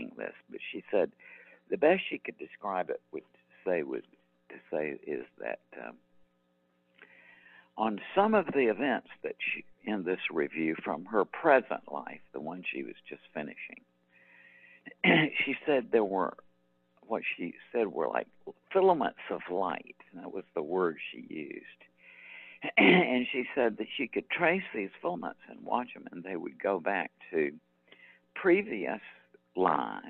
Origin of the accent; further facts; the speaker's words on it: Macon, Georgia, United States; my hometown of Macon, Georgia